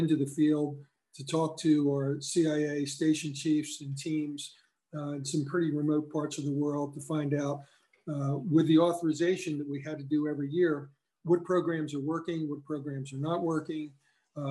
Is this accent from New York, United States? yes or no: no; Cumberland County, New Jersey, United States; I was from Cumberland County